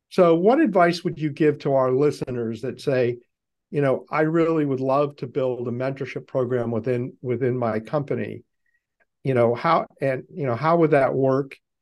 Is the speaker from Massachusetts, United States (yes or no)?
yes; Boston, Massachusetts, United States; I'm from Boston